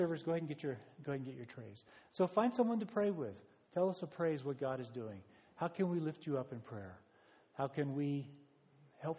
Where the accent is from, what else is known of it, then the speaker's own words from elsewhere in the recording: United States; as an American